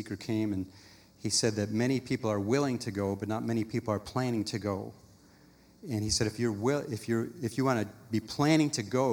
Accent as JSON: {"language": "English", "town": "Buffalo", "region": "New York", "country": "United States", "tie": "born or raised there", "also_born_or_lived": "Virginia Beach, Virginia", "moved": "as an adult", "lives_now": "Kansas City, United States", "said": "I come from Buffalo, New York."}